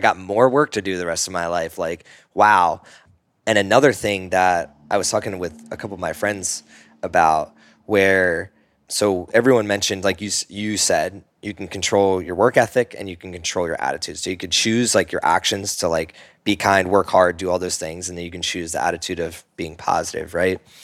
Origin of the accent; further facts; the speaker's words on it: Northeast, United States; I grew up in the Northeast, very sports heavy culture